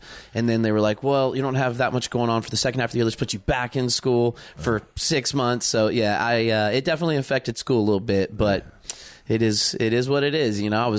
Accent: Charleston, West Virginia, United States; now in Nashville, United States; I'm from Nashville. That's where we were coming in from. I've been living there the last couple of years. But I was born in Charleston, West Virginia.

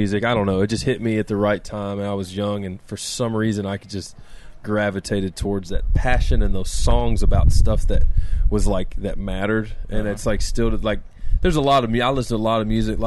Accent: Center Ridge, Arkansas, United States; also born or lived in South Florida; I'm from Conway County, Center Ridge, Arkansas.

